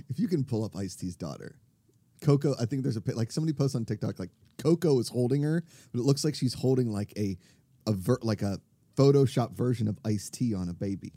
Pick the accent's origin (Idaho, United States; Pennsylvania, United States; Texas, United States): Pennsylvania, United States; Pittsburgh; accent: Pittsburgh; moved away; my Pittsburgh accent